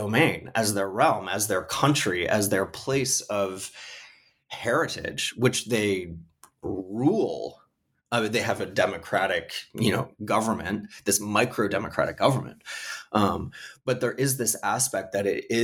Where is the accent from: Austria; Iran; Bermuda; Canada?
Canada; now in United States; I'm Canadian. I currently live in the United States